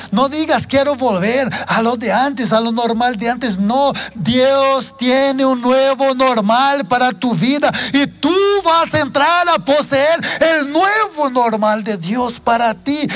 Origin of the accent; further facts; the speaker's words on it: Brazil; Spanish is a second language; moved away as an adult; yo soy brasileño para tal vez aquellos que no sepan, eh, aunque ya llevo mm, más de 20 años que vivo fuera